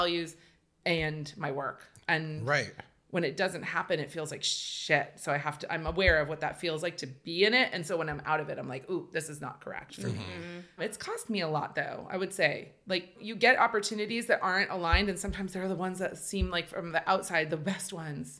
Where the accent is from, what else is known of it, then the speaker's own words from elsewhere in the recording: Bay Area, California, United States; also born or lived in New York; growing up in the Bay Area